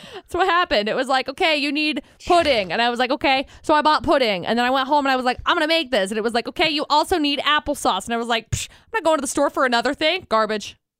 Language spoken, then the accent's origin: English; Utah, United States; Growing up in Utah